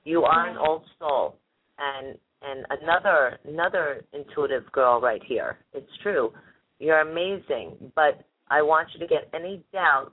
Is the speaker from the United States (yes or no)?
yes; New Jersey, United States; now in Florida, United States; I'm from New Jersey